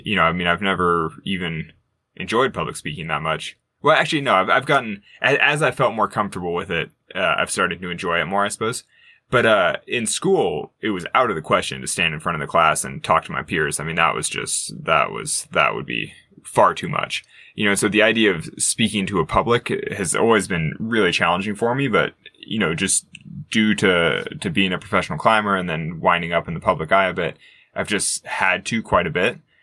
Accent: Sacramento, California, United States; growing up in California

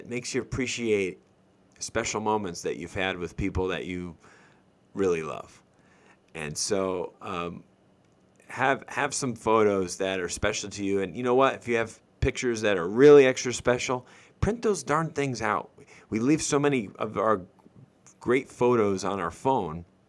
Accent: Northeast, United States; moved away; I grew up in the Northeast

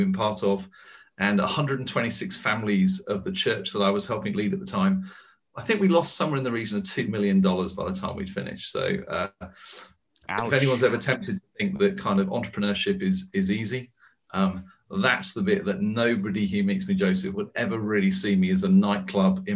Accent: United Kingdom; also born or lived in United States; now in London, United Kingdom; as a Brit

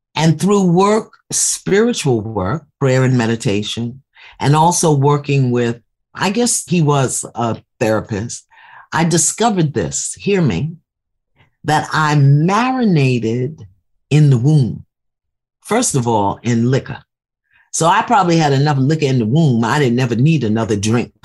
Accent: New York City, New York, United States; I'm from Brooklyn

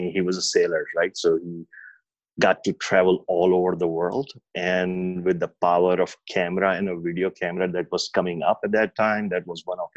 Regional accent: Pakistan; moved away; growing up in Pakistan

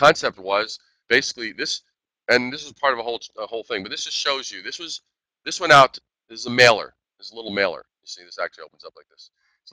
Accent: New York City, New York, United States; moved away; also born or lived in Midwest; I'm a native New Yorker. I'm originally from Brooklyn.

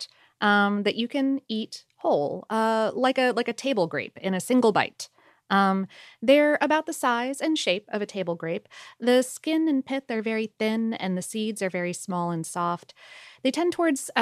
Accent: South Florida, United States; I was also spoiled from growing up in South Florida

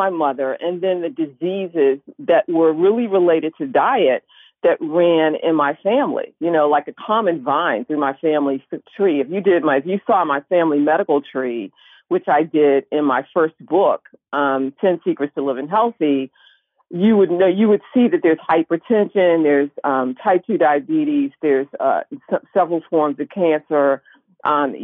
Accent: Washington, District of Columbia, United States; I grew up in Washington, D.C. when it was Chocolate City

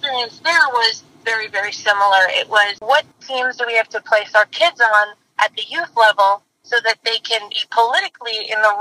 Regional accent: Nigeria; moved away as an adult; now in United States; I grew up in Nigeria, so my first 19 years were in Nigeria

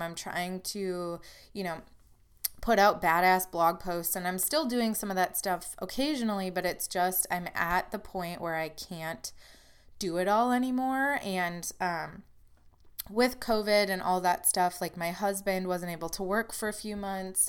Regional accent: Wisconsin, United States; now in Illinois, United States; I'm from Wisconsin

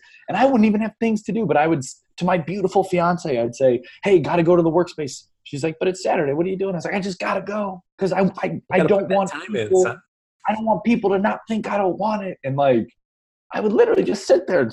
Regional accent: Ohio, United States; I'm from Ohio

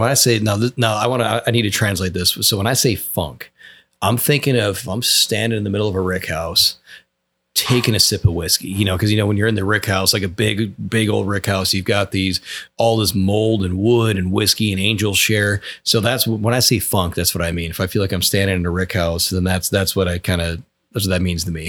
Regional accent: Wisconsin, United States; now in Georgetown, United States; my home state of Wisconsin

